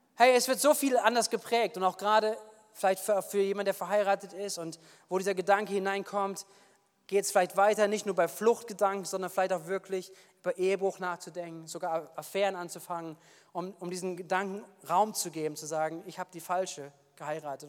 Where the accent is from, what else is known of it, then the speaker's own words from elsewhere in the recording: Wuppertal, North Rhine-Westphalia, Germany; now in Bad Kreuznach, Germany; ich komme aus Wuppertal